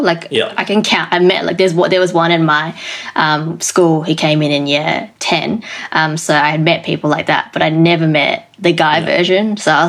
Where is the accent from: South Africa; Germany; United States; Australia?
Australia; Adelaide, South Australia; accent: Australian; and that I was Chinese, probably because I'm not sure what it was like in Melbourne. Also, it depends by suburb, but in the suburb that I grew up in, Adelaide, I was also first generation. So my parents came over.